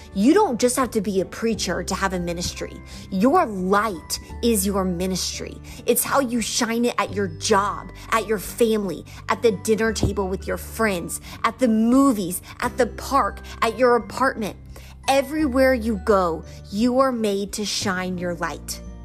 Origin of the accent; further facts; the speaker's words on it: the South, United States; I'm from the South